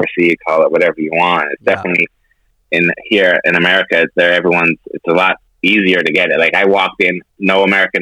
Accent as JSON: {"language": "English", "country": "Canada", "moved": "yes", "lives_now": "United States", "said": "I'm Canadian"}